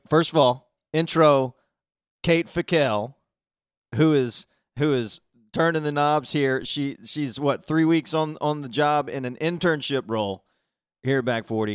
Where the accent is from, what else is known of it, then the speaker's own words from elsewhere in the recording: South Alabama, United States; I grew up in South Alabama myself